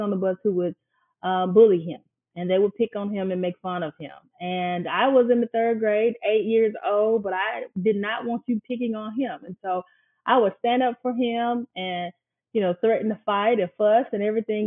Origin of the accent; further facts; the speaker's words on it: Kokomo, Mississippi, United States; now in Jackson, United States; I grew up in Kokomo all my life on Kokomo Road